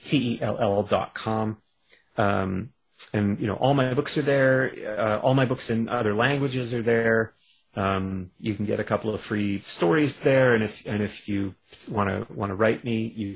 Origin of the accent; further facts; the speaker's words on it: Canada; I'm a Canadian